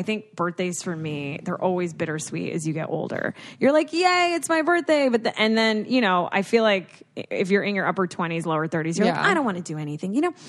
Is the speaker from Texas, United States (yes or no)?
yes; Houston, Texas, United States; Also, I was born in Houston across from the NASA space station.